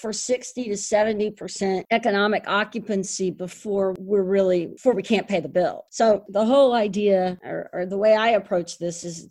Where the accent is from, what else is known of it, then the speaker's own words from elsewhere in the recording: Houston, Texas, United States; moved away as an adult; now in New York City, United States; I went down to Houston. And it happens to be my hometown